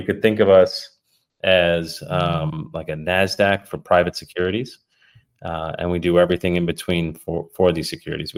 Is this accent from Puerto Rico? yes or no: yes; Puerto Rico; also born or lived in United Kingdom; now in California, United States; I'm originally from Puerto Rico. Born to an Irish mother in Puerto Rico